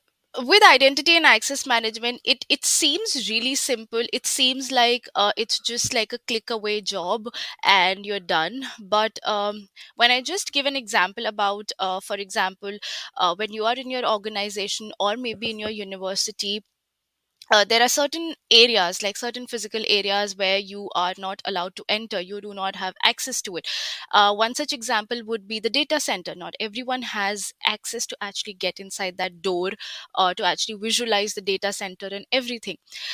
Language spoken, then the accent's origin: English; India; moved away as an adult; So I did my undergrad back in 2017 in my home country, that's India. I did my bachelor's in information technology.